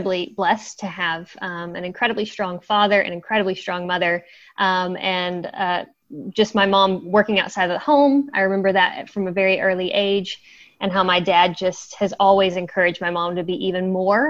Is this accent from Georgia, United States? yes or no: yes; Georgia, United States; moved away as an adult; now in New Zealand; I was actually born and raised in Georgia in the U.S.